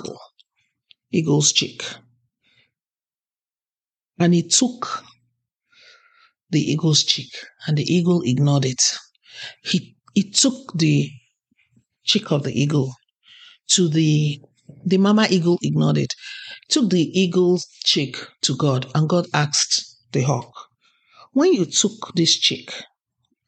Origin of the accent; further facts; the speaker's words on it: Nigeria; now in Canada; I'm Nigerian Canadian.